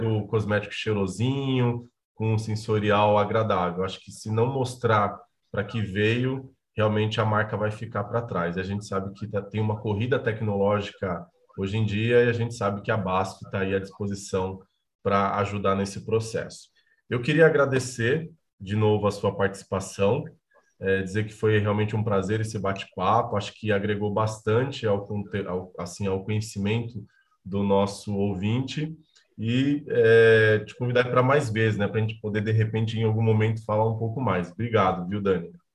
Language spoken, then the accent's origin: Portuguese; Bahia, Brazil; O estado onde eu nasci, que é a Bahia